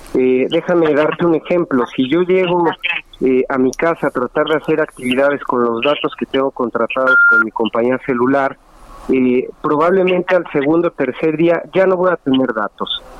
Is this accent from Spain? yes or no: no; Mexico; como usuarios mexicanos